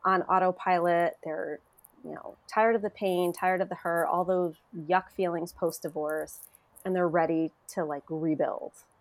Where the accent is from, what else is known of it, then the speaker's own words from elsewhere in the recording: Connecticut, United States; I'm from Connecticut. I'm licensed in the state of Connecticut